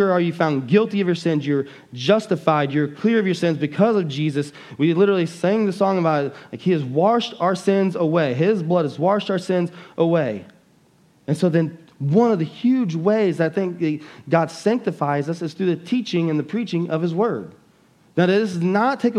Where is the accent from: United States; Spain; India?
United States; as an American Christians